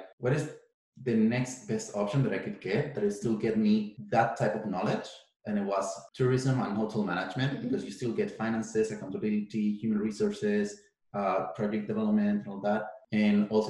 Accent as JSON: {"language": "English", "country": "Chile", "tie": "born or raised there", "moved": "as an adult", "lives_now": "Canada", "said": "I essentially did all the sports I could do in my hometown"}